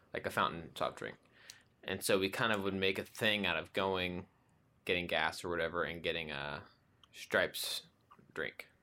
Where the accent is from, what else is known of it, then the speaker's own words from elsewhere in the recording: Abilene, Texas, United States; moved away; when I was growing up in Abilene